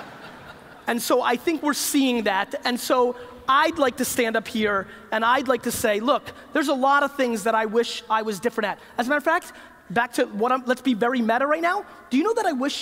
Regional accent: United States; When I grew up in the United States

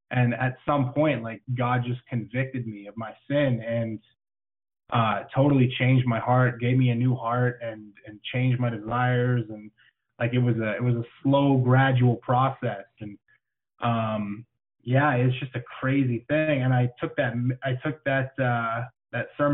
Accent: Canada; I am Canadian, and it is freezing up here.

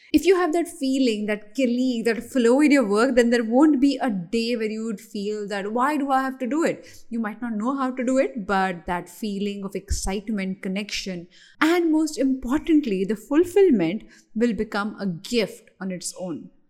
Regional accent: India; as an Indian

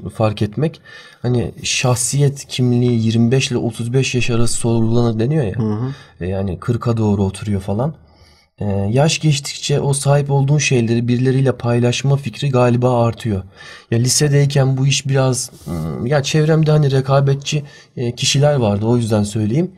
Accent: Turkey; iyi ki bu ülkede doğmuşum

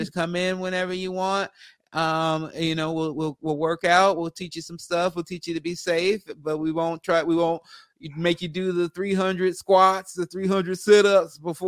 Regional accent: Los Angeles, California, United States; I am from Los Angeles. I was born in Los Angeles, and I've been a stand-up here for a long time

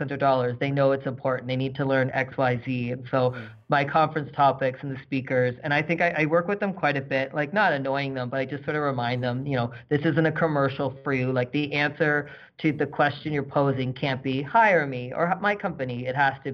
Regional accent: East Coast, Canada; now in Calgary, Canada; I'm from the East Coast, but not necessarily Halifax.

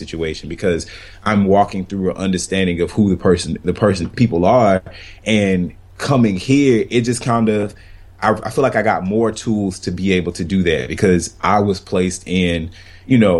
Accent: Florida, United States; moved away as an adult; It's my first time living away from Florida, like my home state. So I was born and raised and went to college there and everything

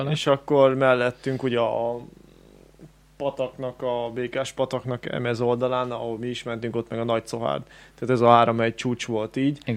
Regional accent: Great Hungarian Plain, Hungary; alföldiek vagyunk

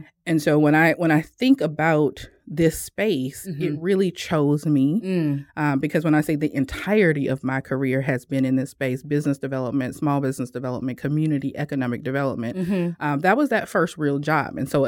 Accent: Ponchatoula, Louisiana, United States; So we are from Louisiana. If you think about, you know, the New Orleans area, Ponchatoula, which is just outside of New Orleans. Known for strawberries.

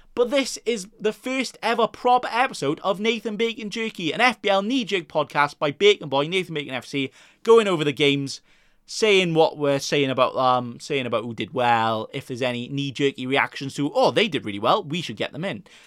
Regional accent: Wales, United Kingdom; I'm Welsh myself

